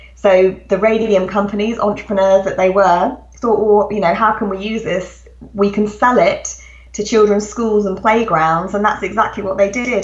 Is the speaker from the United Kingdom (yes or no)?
yes; England, United Kingdom; as you can hear from my accent, I'm actually a British writer. I live, live in England, and that's where I grew up.